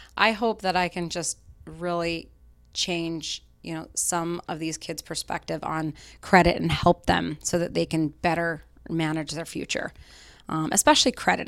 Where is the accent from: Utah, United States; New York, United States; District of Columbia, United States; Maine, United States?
Utah, United States; Salt Lake City; moved away as an adult; now in Boston, United States; I grew up in Salt Lake City, Utah